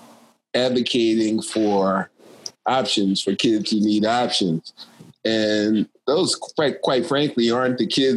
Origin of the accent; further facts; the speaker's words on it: Philadelphia, Pennsylvania, United States; I'm from Philadelphia, PA